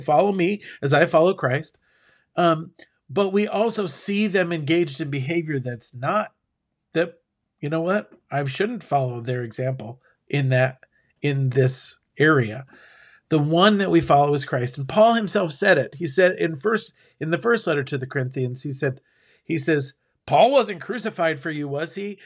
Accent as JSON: {"language": "English", "country": "United States", "said": "as an American"}